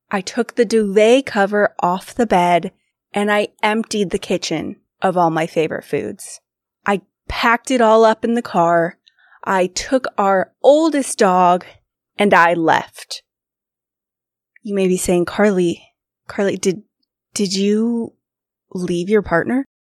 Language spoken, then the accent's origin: English; Sacramento, California, United States; Grew up in Sacramento, California.